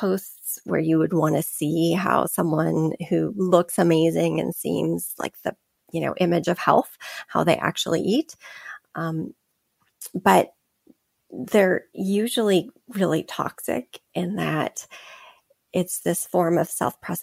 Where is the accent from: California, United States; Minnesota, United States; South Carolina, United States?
California, United States; I grew up in California, so we ate a lot of tacos and burritos and chips and guacamole